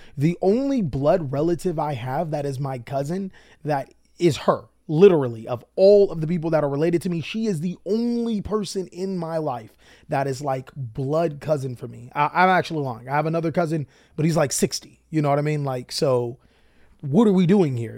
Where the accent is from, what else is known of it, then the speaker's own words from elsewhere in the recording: Long Beach, California, United States; moved away; also born or lived in Watts, California; we arrive to Pleasant Long Beach, my hometown